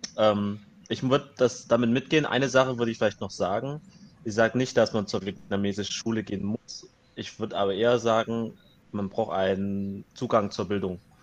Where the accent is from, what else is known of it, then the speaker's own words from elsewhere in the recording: Germany; ich bin hier aufgewachsen, ich bin hier geboren